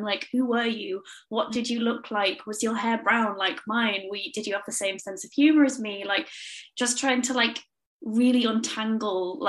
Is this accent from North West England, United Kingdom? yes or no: yes; Cumbria, North West England, United Kingdom; I grew up in Cumbria, but my family are all from Yorkshire